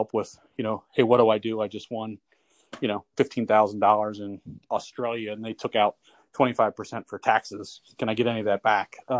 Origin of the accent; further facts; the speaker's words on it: Cincinnati, Ohio, United States; I grew up in Cincinnati, Ohio